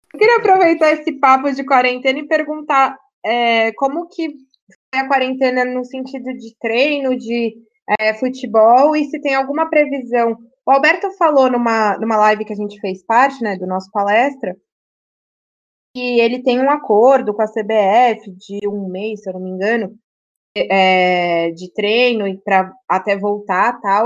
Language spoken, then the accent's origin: Portuguese; São José do Rio Preto, São Paulo, Brazil; eu, a minha família, passei minha vida inteira em Rio Preto